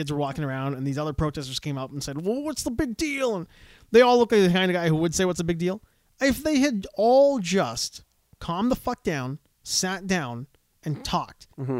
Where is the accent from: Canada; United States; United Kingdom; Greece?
Canada; Yeah, I was born in Canada.